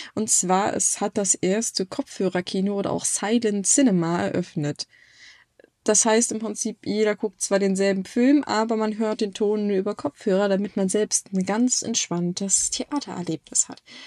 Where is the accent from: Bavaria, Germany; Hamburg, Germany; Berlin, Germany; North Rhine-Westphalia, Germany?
Hamburg, Germany; es ist nicht mehr so schön, wie ich es aus meiner Kindheit kenne